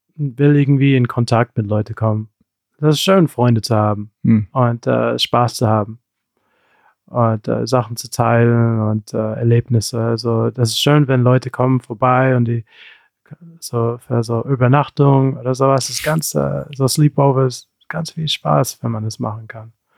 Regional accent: Rüsselsheim, Hesse, Germany; ich bin in Deutschland geboren, in Hessen, Rüsselsheim

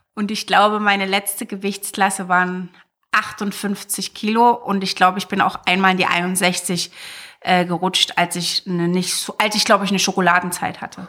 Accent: Zwickau, Saxony, Germany; moved away as an adult; war in Zwickau bis zu meinem 19. Lebensjahr

